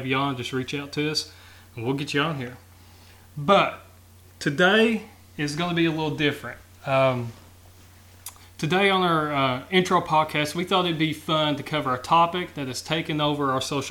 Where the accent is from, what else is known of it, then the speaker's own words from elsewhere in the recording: Lee County, Kentucky, United States; We're living the good old days of growing up in Lee County.